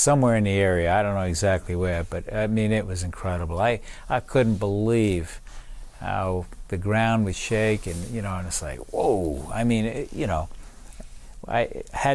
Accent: New York City, New York, United States; also born or lived in Brooklyn, New York; we moved to Staten Island when I was seven, and that's where I grew up, too

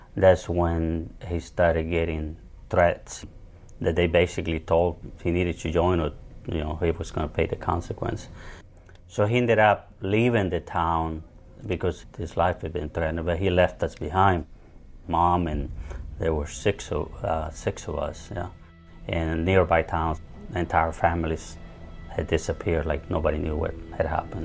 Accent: El Salvador; now in United States; I was born in El Salvador in a very rural area. I was about nine years old. The whole region became pretty much a war zone.

